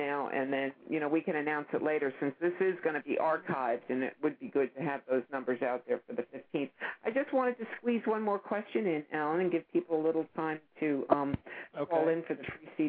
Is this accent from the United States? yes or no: yes; New York, United States; moved away; I'm originally from New York